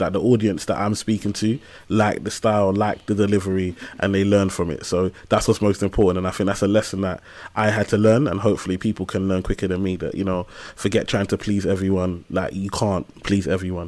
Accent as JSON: {"language": "English", "region": "London", "country": "United Kingdom", "tie": "born or raised there", "said": "I grew up in Tower Hamlets, East London, and um, on a council estate in a place called Limehouse"}